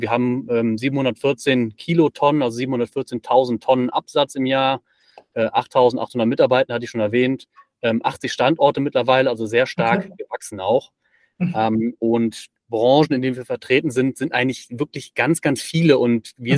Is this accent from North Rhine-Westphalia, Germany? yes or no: yes; Bonn, North Rhine-Westphalia, Germany; also born or lived in Aachen; now in Ulm, Germany; ich bin eigentlich gebürtiger Bonner, wohne jetzt in Ulm